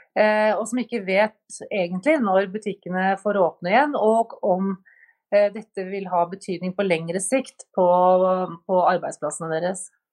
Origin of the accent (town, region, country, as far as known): Norway